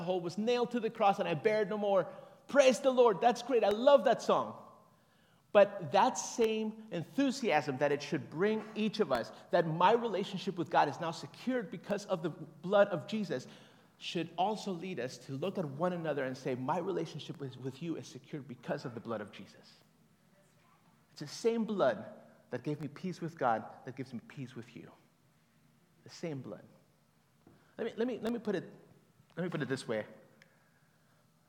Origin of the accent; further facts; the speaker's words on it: Bogotá, Colombia; moved away; also born or lived in Tegucigalpa, Honduras; I'm from Colombia, Bogota